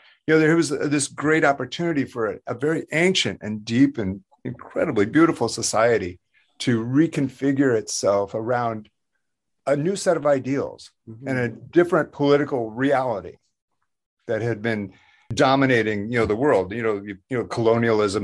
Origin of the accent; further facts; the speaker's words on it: Iowa, United States; I'm from Iowa, you know, farm country